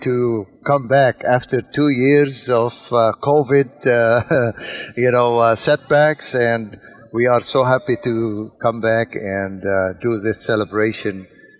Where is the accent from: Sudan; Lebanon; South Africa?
Lebanon; moved away as an adult; now in Winston-Salem, United States; I came to the United States in 1978. I'm from Lebanon. I came from Lebanon, from parents from Northern Galilee. But I was born in Lebanon and came at age of 19 to study in the United States.